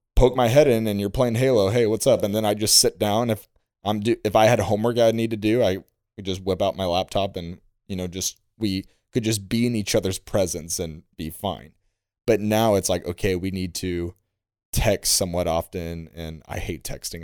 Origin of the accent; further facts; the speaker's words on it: Illinois, United States; I'm a storyteller from Illinois